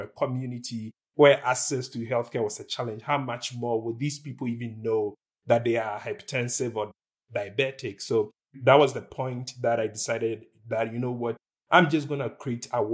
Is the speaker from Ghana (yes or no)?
yes; Ghana; moved away; I was born and raised in Ghana. I lived in Ghana for the most part of my life